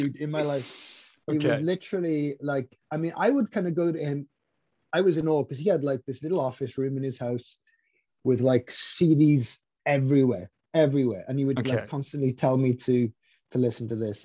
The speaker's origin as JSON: {"language": "English", "town": "Maesteg", "region": "Wales", "country": "United Kingdom", "tie": "born or raised there", "said": "my hometown of Maesteg is a small mining town."}